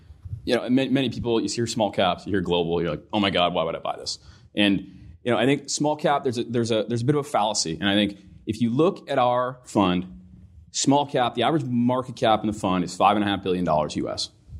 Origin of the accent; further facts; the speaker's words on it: Stratford, Ontario, Canada; So I grew up in Stratford, which is a smaller town, a couple hours west of here.